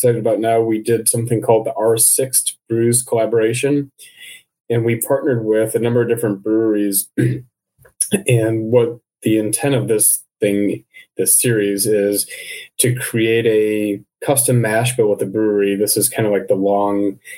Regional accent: Midwest, United States; growing up in the Midwest

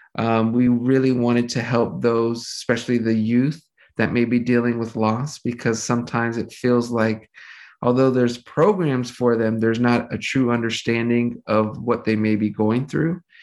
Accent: Los Angeles, California, United States; I grew up, my whole family pretty much settled here in Los Angeles, California.

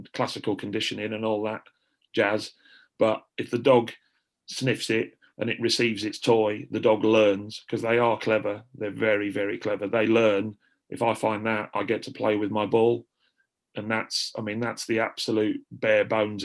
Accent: Lincolnshire, East Midlands, United Kingdom; I grew up in Lincolnshire

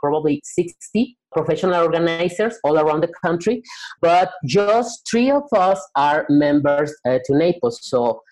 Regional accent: Guadalajara, Jalisco, Mexico; I'm from Guadalajara, Mexico

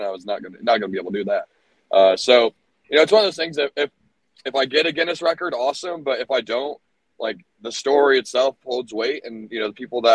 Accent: Orlando, Florida, United States; also born or lived in Tucson, Arizona; now in Arizona, United States; I'm from Orlando

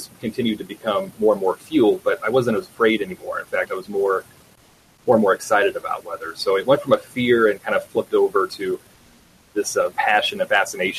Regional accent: Great Lakes, United States; Yeah, so I grew up around the Great Lakes area

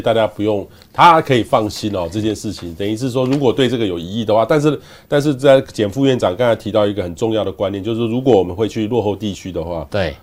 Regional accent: Taiwan; 我们台湾人

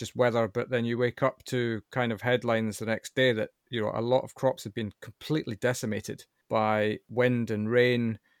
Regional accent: United Kingdom; I'm British, right?

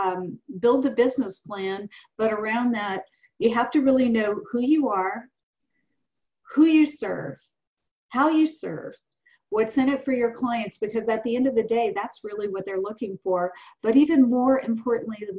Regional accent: the South, United States; I'm 58 years old and I'm from the South.

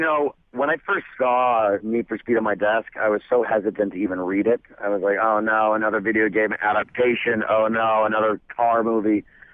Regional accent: Idaho, United States; To be honest, not really. I mean, my family is a big NFL family.

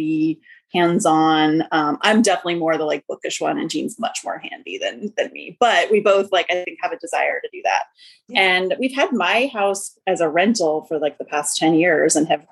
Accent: Western New York, United States; moved away as an adult; now in Austin, United States; I'm originally from Western New York, but moved out to Texas to join AmeriCorps after college

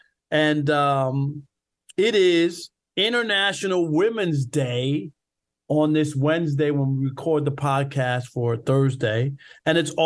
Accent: New York, United States; when I grew up in New York, the St. Albans Little League

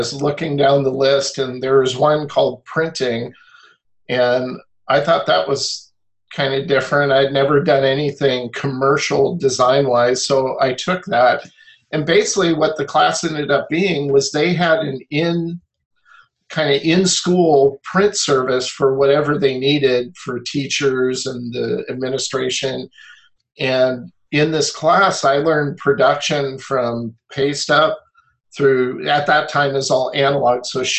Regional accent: Olympia, Washington, United States; I grew up in Olympia, Washington

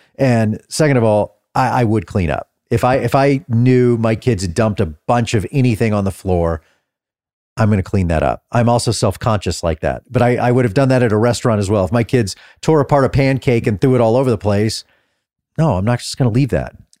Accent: North Texas, United States; also born or lived in Austin, Texas; I grew up in North Texas

